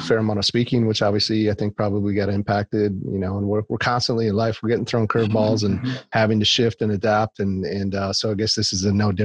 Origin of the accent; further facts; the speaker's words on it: Wisconsin, United States; I grew up in Wisconsin